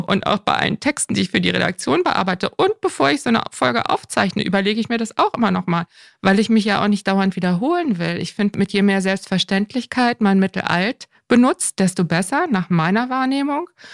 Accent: Northern Germany, Germany; als Norddeutscher

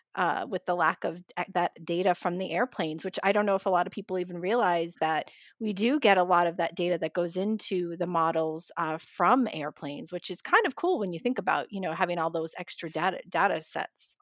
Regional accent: just outside of Boston, Massachusetts, United States; moved away as an adult; now in Atlanta, United States; I grew up just outside of Boston

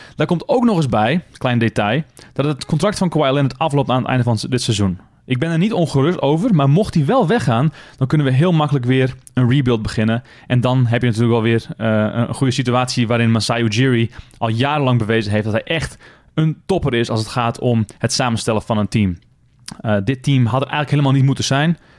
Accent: Netherlands; now in Toronto, Canada; wij als Nederlanders

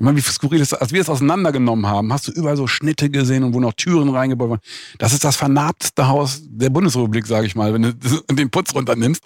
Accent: Bonn, North Rhine-Westphalia, Germany; also born or lived in London; now in Biesenthal, Germany; ich bin halt aus Bonn

